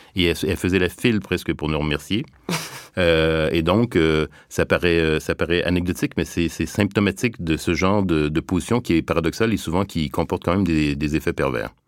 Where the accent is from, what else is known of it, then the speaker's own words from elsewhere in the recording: Montreal, Quebec, Canada; je viens du Québec, donc euh, de la banlieue de Montréal